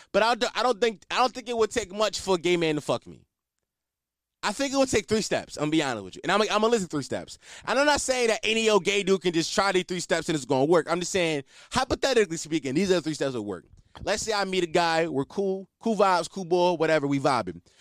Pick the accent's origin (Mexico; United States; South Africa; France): United States; Philadelphia, Pennsylvania; I'm a Philadelphian, born and raised